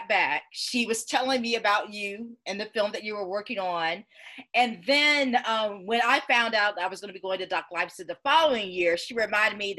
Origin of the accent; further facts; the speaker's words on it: Georgia, United States; Growing up in Georgia, I was surrounded by places with Native American names